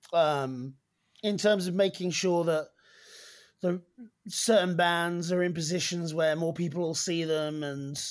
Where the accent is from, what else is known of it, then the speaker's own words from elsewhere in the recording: East Anglia, East of England, United Kingdom; I'm from East Anglia